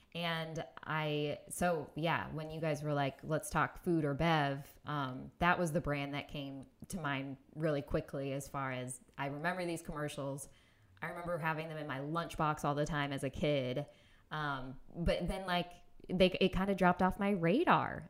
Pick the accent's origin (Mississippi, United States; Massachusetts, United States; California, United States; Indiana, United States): Indiana, United States; moved away; also born or lived in Minneapolis; I grew up in Indiana